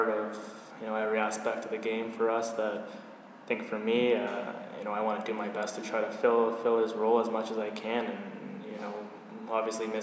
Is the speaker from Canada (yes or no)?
yes; London, Ontario, Canada; I was born in London, Ontario